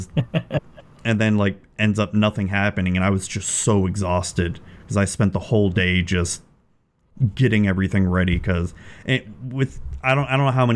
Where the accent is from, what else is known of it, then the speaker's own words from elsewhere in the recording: Florida, United States; Born and raised in Florida